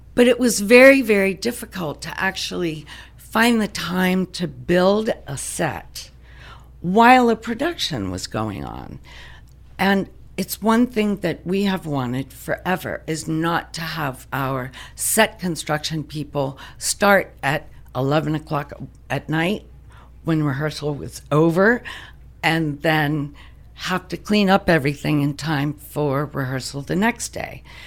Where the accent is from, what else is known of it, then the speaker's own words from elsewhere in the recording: Pittsburgh, Pennsylvania, United States; moved away as an adult; now in DuBois, United States; I'm originally from the Pittsburgh area